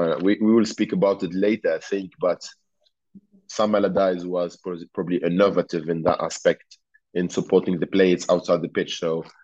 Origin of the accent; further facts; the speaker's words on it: Tunisia; English is a second language; now in England, United Kingdom; So I came from Tunisia in July or June. In Tunisia, it was like 45 degrees and it was rainy, dark, in Bolton.